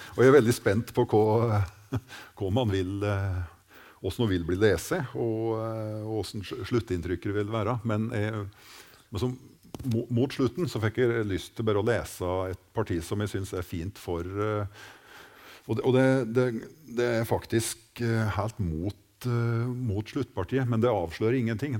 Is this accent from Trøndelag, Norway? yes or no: no; Gudbrandsdalen, Innlandet, Norway; våre strøk i Norge